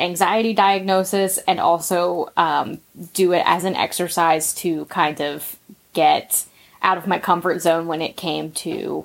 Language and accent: English; West Virginia, United States; That's where I'm from.